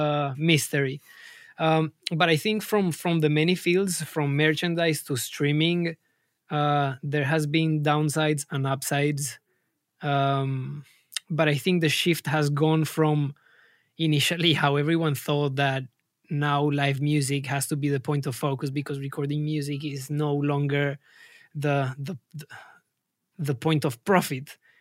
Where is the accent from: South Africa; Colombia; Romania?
Colombia; moved away as an adult; now in London, United Kingdom; I'm, I'm originally from Colombia, and I landed in London almost seven years ago.